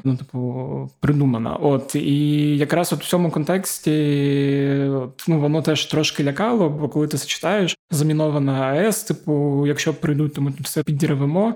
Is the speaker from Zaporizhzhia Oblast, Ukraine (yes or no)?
yes; Zaporizhzhia, Zaporizhzhia Oblast, Ukraine; moved away; моє рідне Запоріжжя